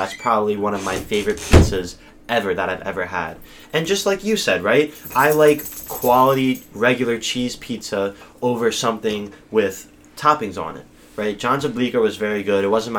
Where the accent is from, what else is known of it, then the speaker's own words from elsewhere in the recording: Newtown, United States; There's this one place called Marco's in my hometown of Newtown.